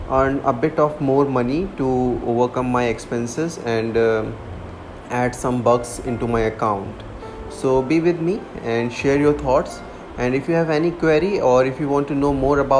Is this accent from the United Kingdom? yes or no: no; Delhi, India; I'm from Delhi